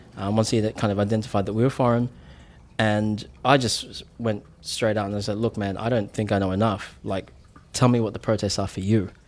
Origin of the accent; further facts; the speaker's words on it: New Zealand; now in Australia; I'm I'm a New Zealander, mm. but I I mean I'm calling Australia home